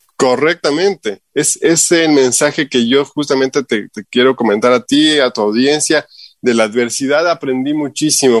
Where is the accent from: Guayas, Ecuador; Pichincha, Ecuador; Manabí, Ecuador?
Pichincha, Ecuador; Quito; moved away as an adult; also born or lived in Utah, United States; now in Salt Lake City, United States; como buen ecuatoriano